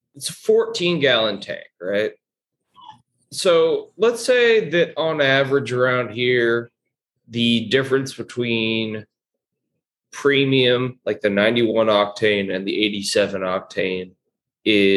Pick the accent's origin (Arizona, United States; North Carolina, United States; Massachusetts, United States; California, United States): California, United States; Orange County; I'm not from LA. All y'all always say I'm from LA. I'm from Orange County